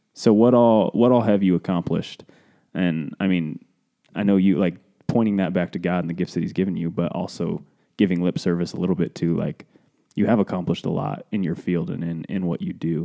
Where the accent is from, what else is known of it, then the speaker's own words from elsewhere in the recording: Cody, Wyoming, United States; we're from Cody, Wyoming